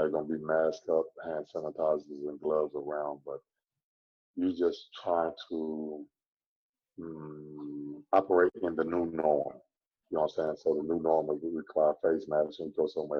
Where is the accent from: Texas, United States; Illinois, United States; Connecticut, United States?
Texas, United States; also born or lived in Phoenix / Memphis; now in Orlando, United States; I'm from Texas